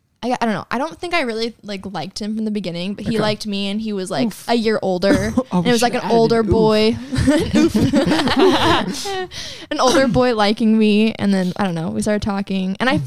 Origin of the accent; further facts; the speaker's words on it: California, United States; We're from California.